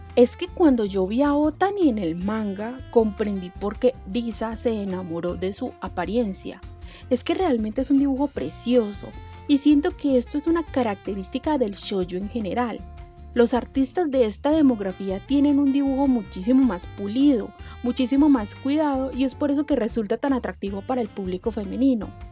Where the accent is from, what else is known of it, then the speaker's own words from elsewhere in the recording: Colombia; de Colombia, eh, que es de donde soy